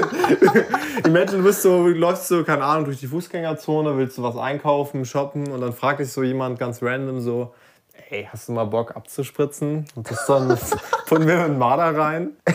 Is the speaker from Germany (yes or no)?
yes; Lübeck, Schleswig-Holstein, Germany; moved away; Ich war nämlich in Lübeck und, ähm, also das ist meine Heimatstadt, da komme ich her.